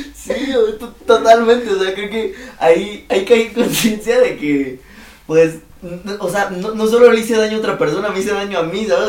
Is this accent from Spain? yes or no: no; Mexico City, Mexico; ¿de dónde vienes de la ciudad?